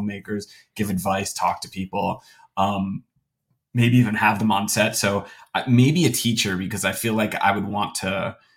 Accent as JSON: {"language": "English", "region": "New Jersey", "country": "United States", "said": "I'm from New Jersey"}